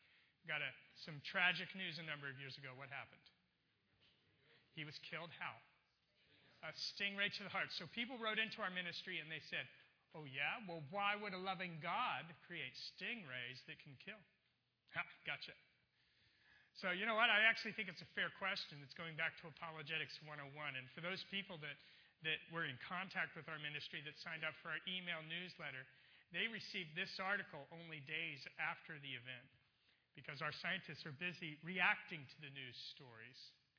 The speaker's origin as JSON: {"language": "English", "town": "Baltimore", "region": "Maryland", "country": "United States", "tie": "born there", "also_born_or_lived": "California", "said": "I'm not a native Californian. I was actually born in Baltimore."}